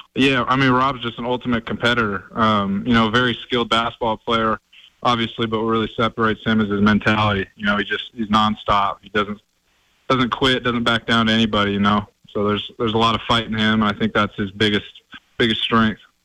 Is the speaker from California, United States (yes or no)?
no; Oregon, United States; now in Montana, United States; I grew up in Oregon, so I was part of that Civil War rivalry with Oregon and Oregon State